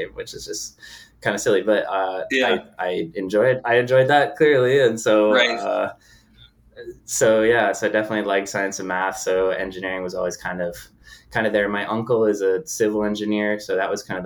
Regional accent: Connecticut, United States; moved away as an adult; Born and raised in Connecticut and grew up in New England

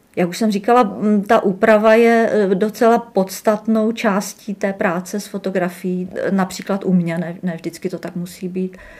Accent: Třinec, Moravian-Silesian Region, Czechia; moved away as an adult; also born or lived in Uherské Hradiště / Brno; now in Jihlava, Czech Republic; já jsem z Třince

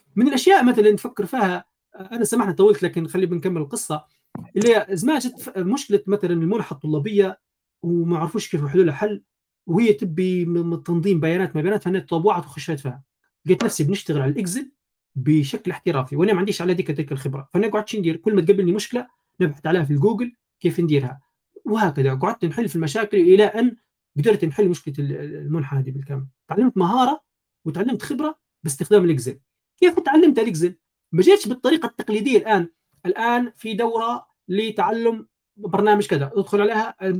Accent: Janzour, Tripoli District, Libya; ولدت في ليبيا طرابلس جنزور آه، يعني مواليد 92

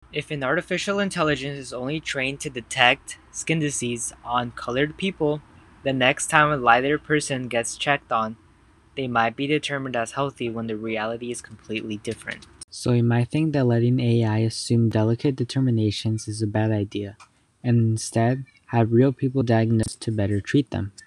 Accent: California, United States; I'm from California

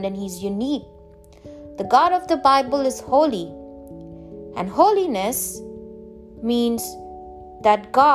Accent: India; I'm from India

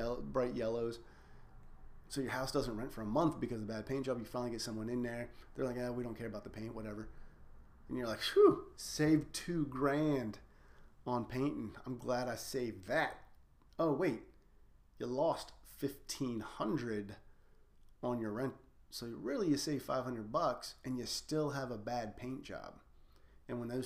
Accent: United States; We're scared as an American society of debt

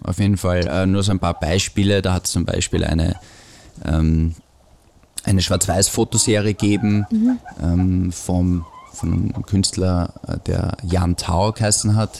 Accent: Austria; bei uns in Österreich

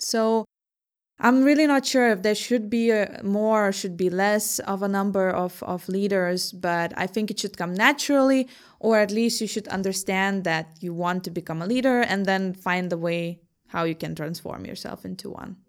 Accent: Vilnius, Vilnius County, Lithuania; also born or lived in Herning, Denmark / Aarhus, Denmark / Ningbo, China; now in Copenhagen, Denmark; I'm from Vilnius myself, but I was also living in Hanning and in Aarhus before coming to Copenhagen

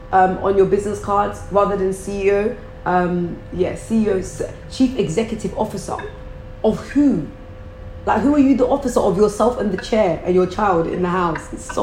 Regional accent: Croydon, London, United Kingdom; they're from where I'm from. I'm from Croydon.

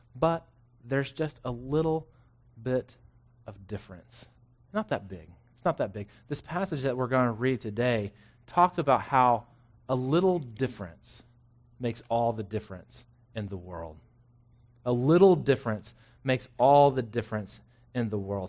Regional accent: Florence, Texas, United States; now in Killeen, United States; I grew up in Florence, spent eighteen years in the same house

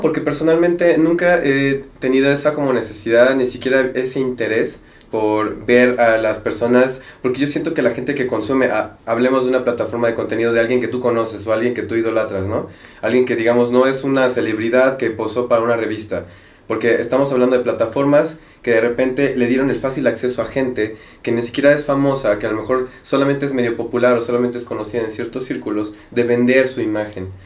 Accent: Mexico; nosotros acá en México

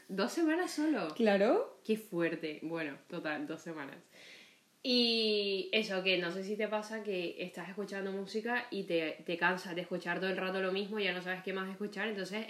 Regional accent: Colombia; also born or lived in Barranquilla; now in Spain; yo soy de Colombia, específicamente para no echar todo el cuento, que ya lo echaré en algún momento, eh, siempre digo que soy de Barranquilla. No nací en Barranquilla

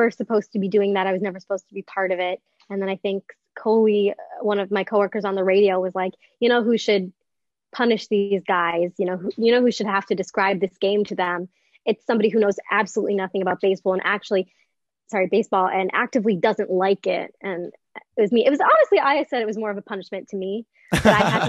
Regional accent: Northbrook, Illinois, United States; moved away as an adult; now in New York City, United States; I grew up in the Chicagoland area

